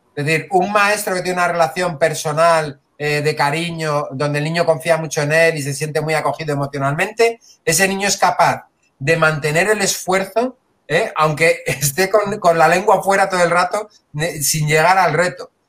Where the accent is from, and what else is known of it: Spain